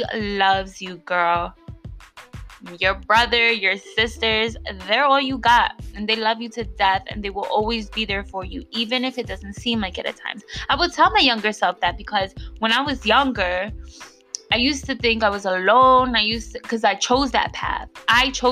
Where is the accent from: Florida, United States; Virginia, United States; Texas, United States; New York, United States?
New York, United States; if you grew up where I grew up in New York